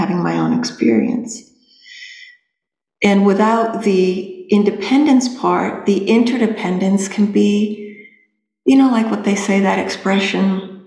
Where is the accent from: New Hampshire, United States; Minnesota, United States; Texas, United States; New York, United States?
New Hampshire, United States; I was being from New Hampshire